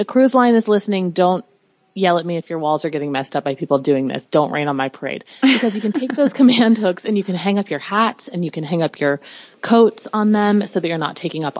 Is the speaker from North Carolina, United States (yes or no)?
yes; North Carolina, United States; You know, I'm from North Carolina.